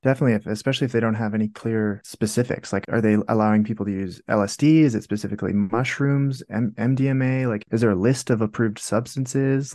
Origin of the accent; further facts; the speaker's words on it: Canada; I'm in Canada as well. Actually, I'm Canadian. I'm in Calgary at the moment.